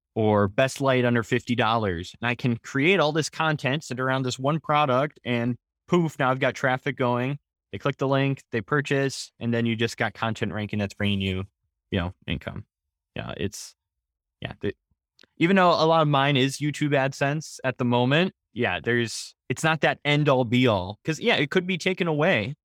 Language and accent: English; Wisconsin, United States; I'm from Wisconsin